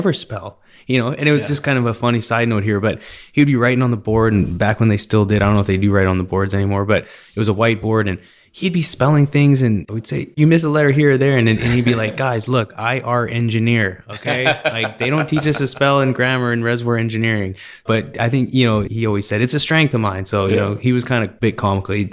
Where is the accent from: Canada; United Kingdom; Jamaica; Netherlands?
Canada; I'm from Canada